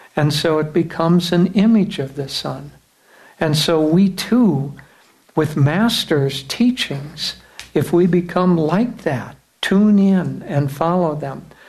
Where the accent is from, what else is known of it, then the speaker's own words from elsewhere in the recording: United States; we come back as Americans from the West